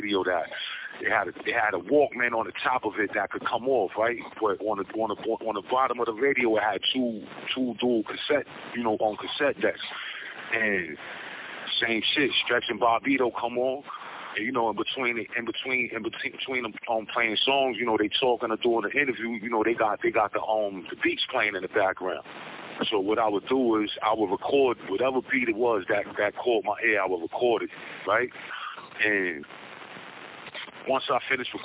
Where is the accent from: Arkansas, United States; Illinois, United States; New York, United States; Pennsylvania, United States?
New York, United States; New York City; Born and raised in New York. Yeah, I'm a New York boy to the heart